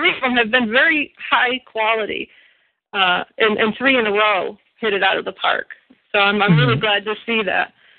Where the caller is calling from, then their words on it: Sarasota, Florida, United States; I'm calling from Sarasota, Florida.